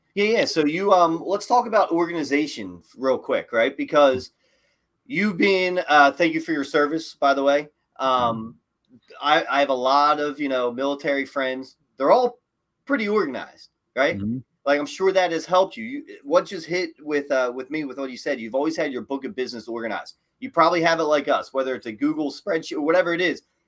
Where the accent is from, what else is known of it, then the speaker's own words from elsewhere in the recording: Philadelphia, Pennsylvania, United States; you're from Philly